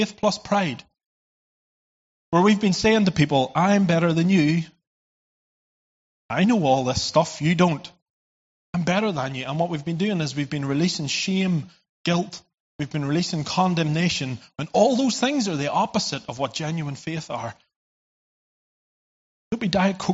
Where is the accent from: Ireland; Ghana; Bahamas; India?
Ireland; I come from Ireland